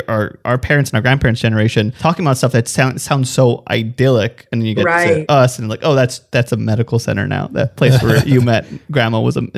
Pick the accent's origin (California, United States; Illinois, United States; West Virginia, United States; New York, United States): California, United States; Los Angeles; I grew up in Echo Park and also in a legacy home.